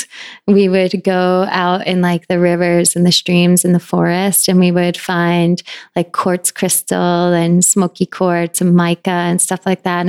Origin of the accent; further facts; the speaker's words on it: northern Connecticut, United States; now in New York, United States; I grew up in middle of the woods, very northern Connecticut.